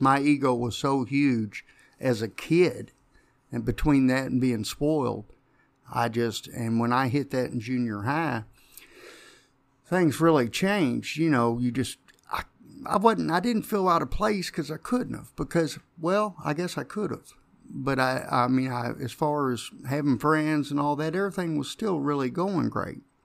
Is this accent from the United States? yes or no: yes; Jeffersonville, Indiana, United States; Grew up in Jeffersonville